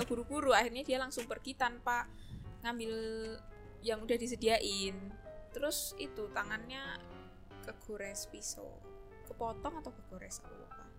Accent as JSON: {"language": "Indonesian", "area": "Tempel", "region": "Special Region of Yogyakarta", "country": "Indonesia", "tie": "born or raised there", "said": "aku dari Tempe"}